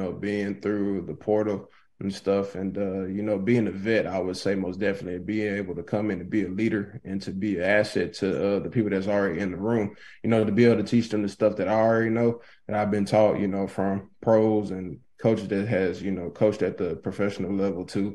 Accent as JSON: {"language": "English", "town": "Winnfield", "region": "Louisiana", "country": "United States", "tie": "born or raised there", "also_born_or_lived": "San Diego, California", "said": "My people, they stay in Winfield, Louisiana. So we took care of them and moved to Winfield in 2009, 2010"}